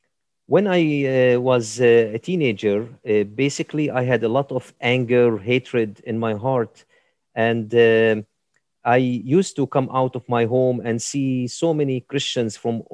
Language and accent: English; Jerusalem, Palestine; And I grew up on Via della Rosa, station number 8, the Way of the Cross, and station number 8. And so in the old city of Jerusalem, there are 4 quarters